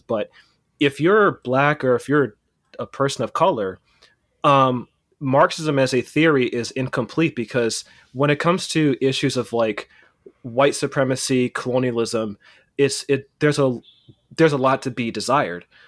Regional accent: Pittsburg, California, United States; also born or lived in Oakland, California; I was born in Oakland and I was raised in the East Bay in a, this town called Pittsburgh, California.

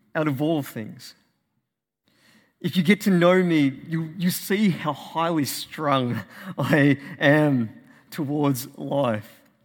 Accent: Australia; As an Australian

